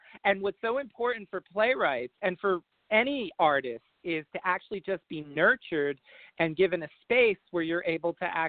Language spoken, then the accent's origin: English; New Jersey, United States; I grew up in North Jersey and, you know, pretty much in suburbia.